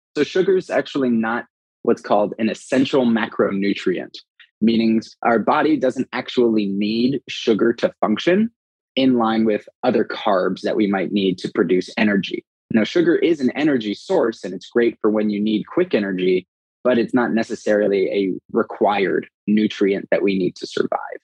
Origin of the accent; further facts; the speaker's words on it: Los Angeles, California, United States; moved away as an adult; now in Austin, United States; originally from Los Angeles